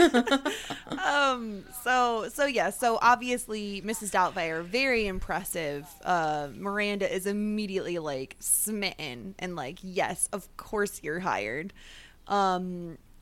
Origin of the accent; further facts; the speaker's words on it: New York, United States; a New Yorker who says guys to mean everybody all the time